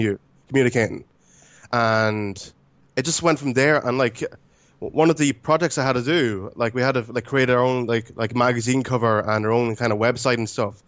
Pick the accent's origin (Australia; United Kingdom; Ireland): Ireland; also born or lived in Romania; I was five months when I was adopted. So I've been pretty much here all my life